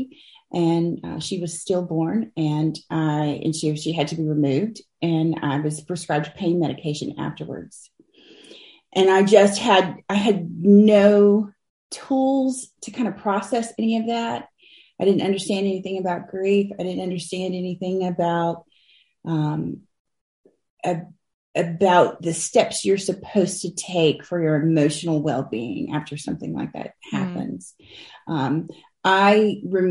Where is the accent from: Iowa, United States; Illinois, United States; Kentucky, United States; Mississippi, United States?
Mississippi, United States; Ocean Springs; I'm from Mississippi. I've lived here my whole life. I grew up on the Gulf Coast, just outside of Ocean Springs